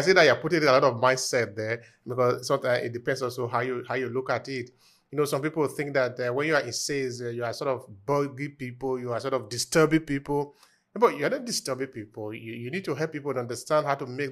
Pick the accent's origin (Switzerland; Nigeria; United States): Nigeria; Uromi, Edo; I'm from Edo State, I'm from Uromi